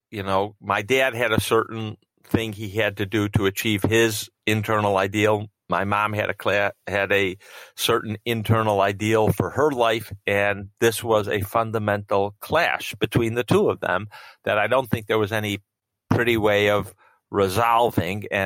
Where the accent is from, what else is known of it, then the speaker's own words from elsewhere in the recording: Israel; born there; before I was born, my parents moved to Israel. Um, and I was born in Israel soon after they arrived.